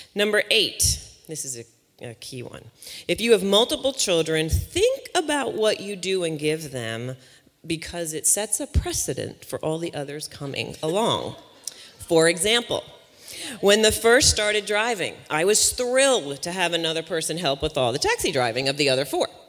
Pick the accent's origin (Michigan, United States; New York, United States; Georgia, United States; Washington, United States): New York, United States; Long Island; now in West Virginia, United States; I'm originally from Long Island, New York, uh, but West Virginia has been my home for the past 17 years now